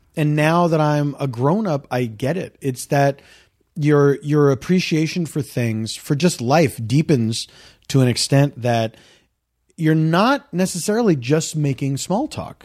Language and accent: English; Philadelphia, Pennsylvania, United States; moved away; I grew up in the East Coast